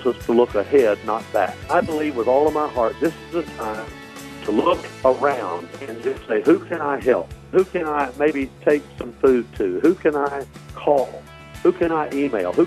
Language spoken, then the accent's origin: English; Dyersburg, Tennessee, United States; also born or lived in Corinth, Mississippi; We moved there away from there when I was about 3 or 4 years old to Dyersburg, Tennessee. That's where I grew up. I went K through 12 at Dyersburg